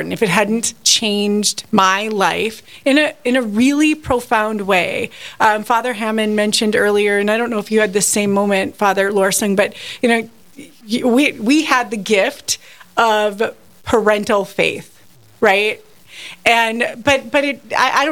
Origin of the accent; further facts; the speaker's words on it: North Dakota, United States; also born or lived in Washburn, North Dakota; I'm born and raised in North Dakota